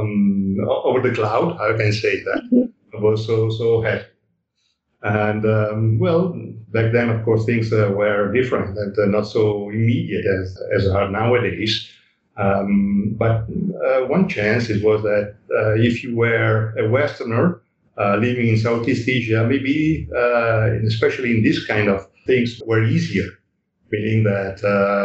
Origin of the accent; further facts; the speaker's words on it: Italy; moved away as an adult; Then went back to live to Italy for, say, 12 years, so from the 90s, 96 to 2008. And while I was in Italy, I had running two studios. First, I opened, say, a small photography shop of photography in my hometown.